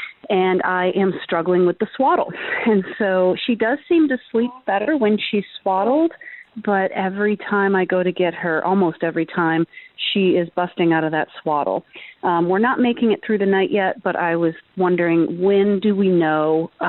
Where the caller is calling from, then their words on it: Raleigh, North Carolina, United States; I'm calling from Raleigh, North Carolina.